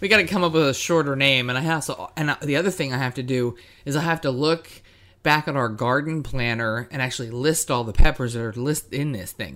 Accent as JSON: {"language": "English", "region": "East Coast", "country": "United States", "said": "I'm from the East Coast"}